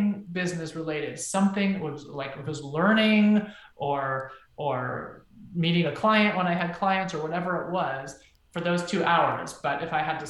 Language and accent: English; United States; also born or lived in Israel; I'm from the United States